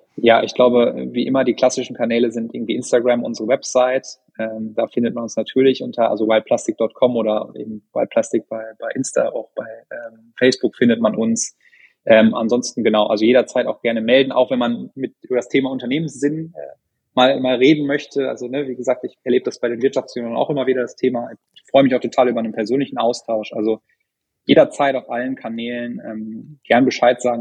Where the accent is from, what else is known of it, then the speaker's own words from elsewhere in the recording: North Rhine-Westphalia, Germany; moved away; ich bin in Ostwestfalen aufgewachsen